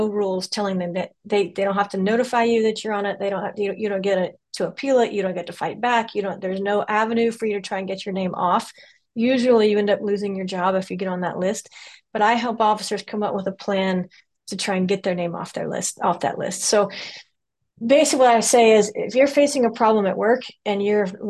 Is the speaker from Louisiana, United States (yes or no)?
yes; Louisiana, United States; moved away as an adult; also born or lived in Florida; I'm from Louisiana mostly originally. I'm kind of from the South in general. But high school in Louisiana